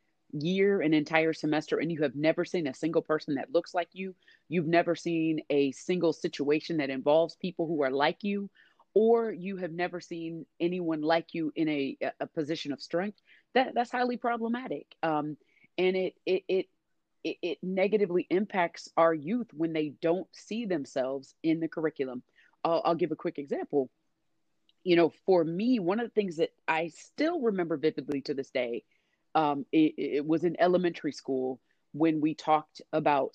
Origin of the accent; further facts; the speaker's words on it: Indianapolis, Indiana, United States; moved away as an adult; now in Washington, D.C., United States; I was born and raised in Indiana